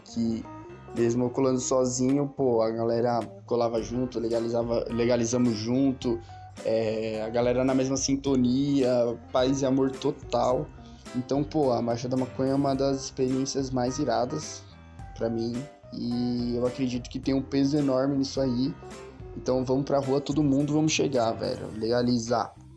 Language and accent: Portuguese; São Bernardo do Campo, São Paulo, Brazil; eu tenho 25 anos, eu sou de São Bernardo do Campo